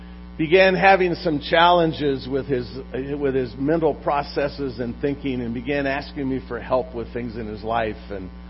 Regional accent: Long Beach, California, United States; about four blocks from where I grew up in Long Beach.

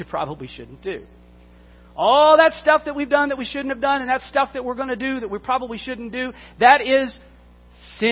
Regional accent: Texas, United States; When I was a kid, I grew up in Texas in the 1970s, 1980s

